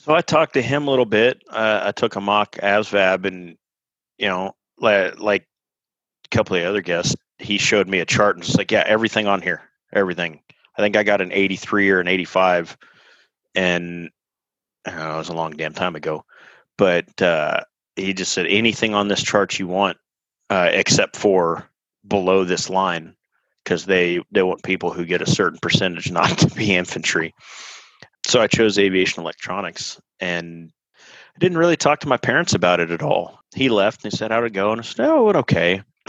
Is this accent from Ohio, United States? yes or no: no; Austin, Texas, United States; born there; I'm from Austin originally. I was born here in 1981 and ended up kind of moving all over the country.